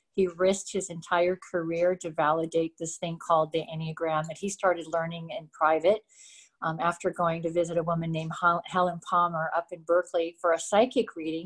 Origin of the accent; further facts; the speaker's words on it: Montreal, Quebec, Canada; I was born in Montreal